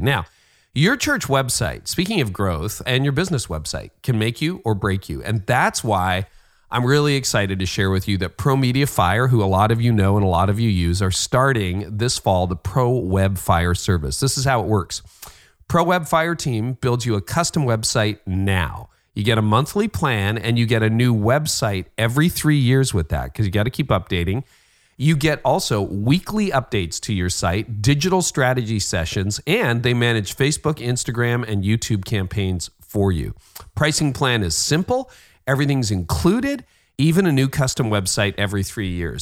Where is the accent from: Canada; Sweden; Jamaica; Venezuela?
Canada; I'm Canadian